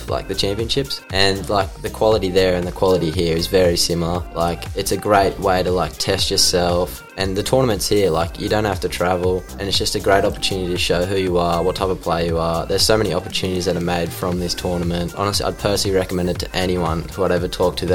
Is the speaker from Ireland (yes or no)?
no; Lismore, New South Wales, Australia; my hometown